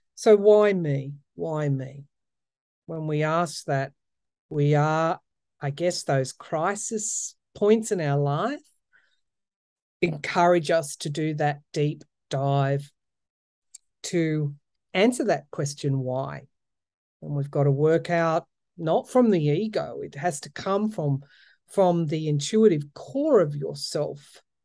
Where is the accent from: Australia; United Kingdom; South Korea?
Australia; outback New South Wales; also born or lived in Sydney; I am a country girl, born and raised. Um, I, I was born in the outback